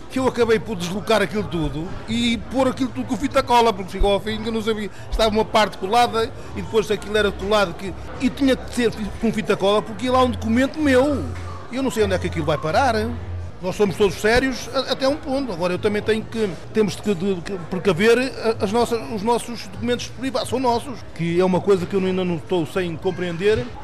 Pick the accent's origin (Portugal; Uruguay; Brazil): Portugal; now in Düsseldorf, Germany; Porque eu trago para cá as minhas raízes, as, no... as tradições portuguesas da minha terra, que é uma, uma tradição que é o caldo do pote, que o trazemos para cá. Portanto, é uma coisa que está, já está enraizada aqui em Düsseldorf.